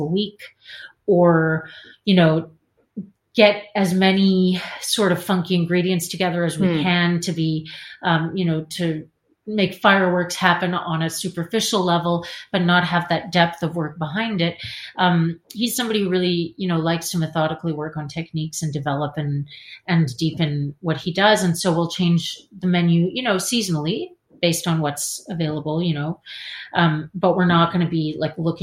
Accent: Canada; moved away as an adult; now in Paris, France; I'm Canadian.

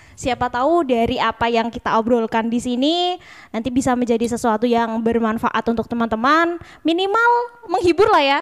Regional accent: Kudus, Central Java, Indonesia; kita dari Kabupaten Kudus yang ada di Provinsi Jawa Tengah.

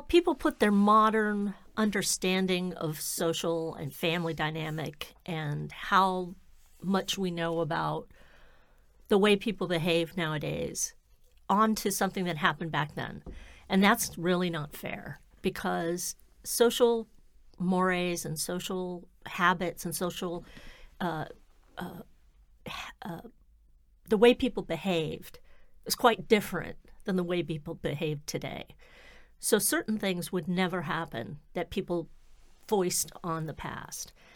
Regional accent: Florida, United States; now in Massachusetts, United States; I'm from Florida, so, yeah, here I live in Massachusetts now

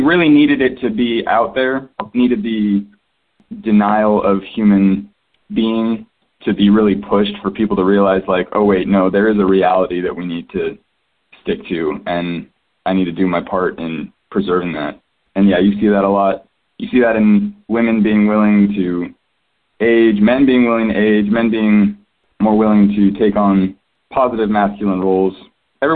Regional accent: Texas, United States; I grew up in Texas

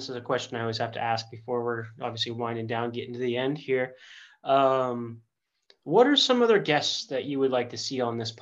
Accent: Bay Area, California, United States; the time that I grew up in the Bay Area in the 90s and 2000s

